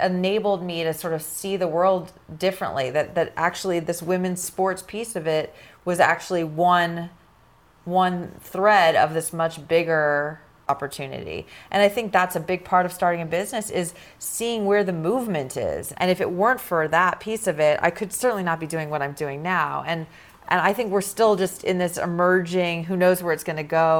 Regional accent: Los Angeles, California, United States; I grew up in Los Angeles

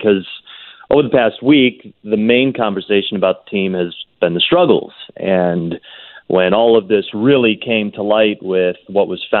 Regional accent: Chicago, Illinois, United States; I'm a Chicagoan, I'm a Chicago fan

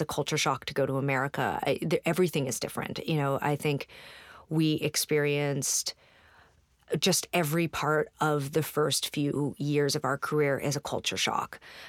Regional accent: Canada; And now it's like we get on stage and we're like, we're from Canada.

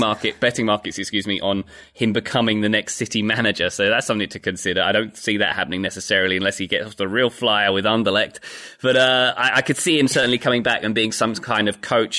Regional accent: United Kingdom; now in United States; I'm British

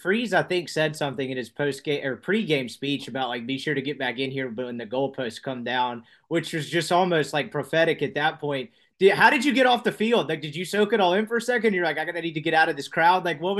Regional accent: Mississippi, United States; I'm from Mississippi.

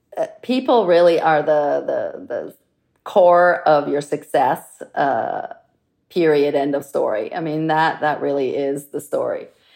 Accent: Florence, Tuscany, Italy; And I'm from Florence, which is historically a very craft-centric town.

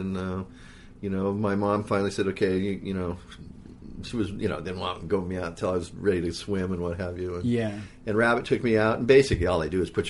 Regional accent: Hawaii, United States; it was really interesting being a Haole kid growing up in Hawaii.

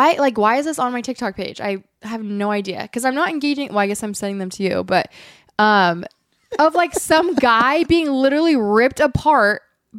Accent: Eureka, California, United States; I'm from Eureka, California.

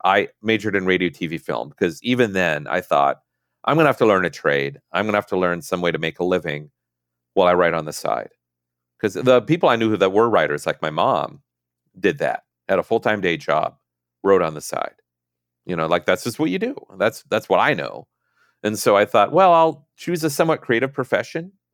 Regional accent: Minnesota, United States; moved away; I'm from Minnesota

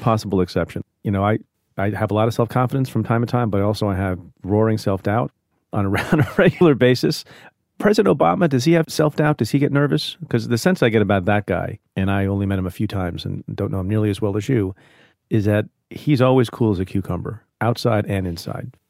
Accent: India; now in United States; an immigrant, like I am. I was born in India.

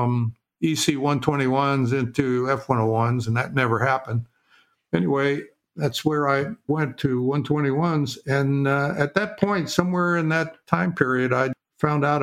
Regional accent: northern New Jersey, United States; I was originally born and raised in a small town in northern New Jersey in suburban New York City

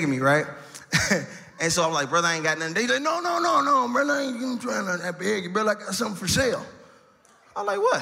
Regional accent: Chicago, Illinois, United States; raised on South Side

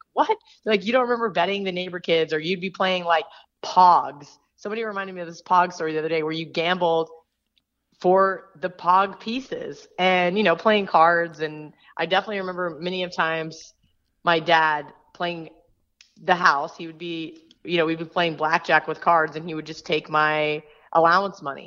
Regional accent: Manhattan, Kansas, United States; I was born in Kansas, but I grew up in Manhattan, Kansas, which is where Kansas State University is

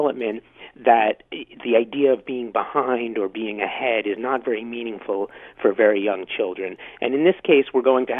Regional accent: New York City, New York, United States; now in Ottawa, Canada; I'm from New York originally

